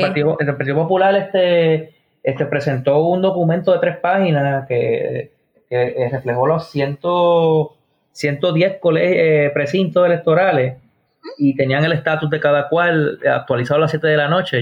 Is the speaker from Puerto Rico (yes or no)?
yes; Puerto Rico; lo que nosotros eh, merecemos como puertorriqueños